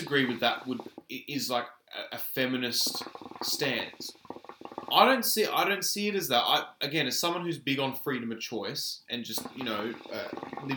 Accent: Australia; a man born and raised in Australia

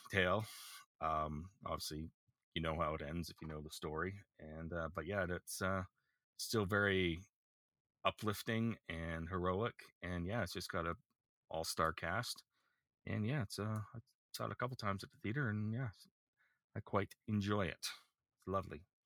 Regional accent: Canada; as a Canadian

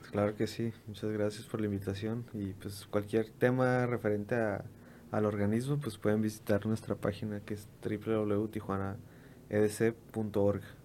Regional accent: Mexico; nosotros mexicanos

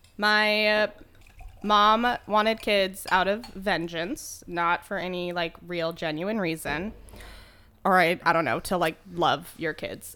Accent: Spokane, Washington, United States; I was born and raised in Spokane, Washington

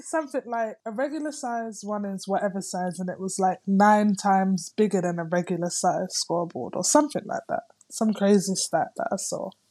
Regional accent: London, United Kingdom; moved away as an adult; now in Greece; I'm coming from London

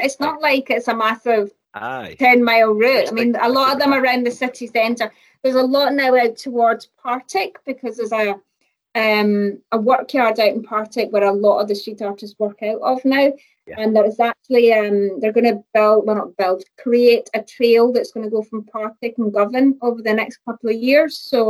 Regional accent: Dubai, United Arab Emirates; moved away as an adult; also born or lived in North Ayrshire, United Kingdom; now in Glasgow, United Kingdom; So I was born in North Ayrshire, and I moved to Bahrain and Dubai when I was like only a few months old. So I was brought up in Dubai, and I came back when I was 18 to go to uni.

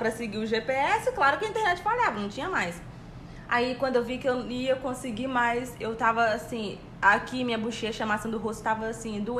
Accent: Brazil; eu falei, eu sou do Brasil

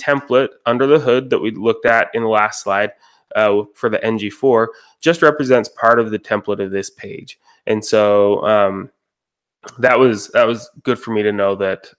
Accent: Roy, Utah, United States; I'm from Roy, Utah. It's about a half hour north of Salt Lake City, Utah.

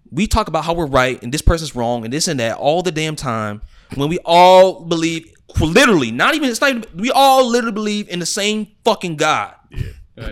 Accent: United States; I'm Christian because I was born in the United States of America into a Christian family

